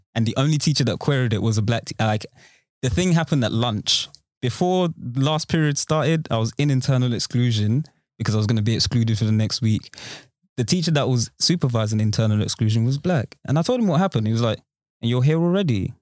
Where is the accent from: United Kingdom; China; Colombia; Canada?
United Kingdom; Romford, London; born or raised there; also born or lived in Peckham, South London